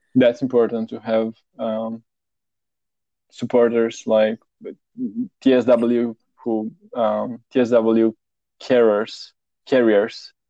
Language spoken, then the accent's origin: English; Romania; now in Netherlands; originally, I'm from Romania, Eastern Europe, but I live in Netherlands